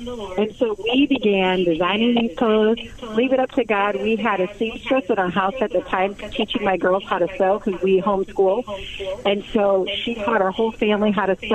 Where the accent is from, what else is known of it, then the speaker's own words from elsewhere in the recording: St. Louis, Missouri, United States; now in Omaha, United States; I went back to my hometown of St. Louis